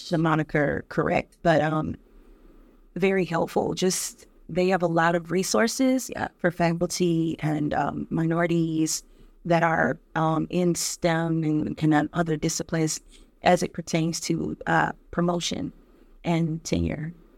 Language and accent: English; Detroit, Michigan, United States; a little girl growing up in Detroit